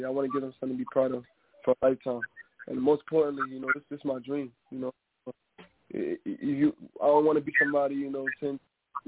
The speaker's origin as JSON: {"language": "English", "town": "New York City", "region": "New York", "country": "United States", "said": "I'm an artist coming out of Brooklyn, New York"}